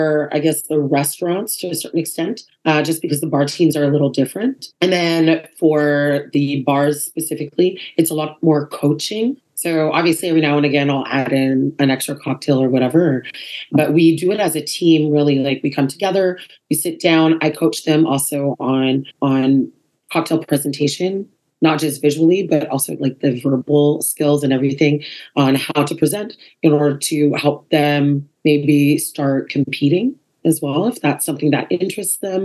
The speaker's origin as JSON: {"language": "English", "region": "Saskatchewan", "country": "Canada", "tie": "born or raised there", "moved": "yes", "lives_now": "Montreal, Canada", "said": "I grew up in Saskatchewan, so that was like my little hometown right there"}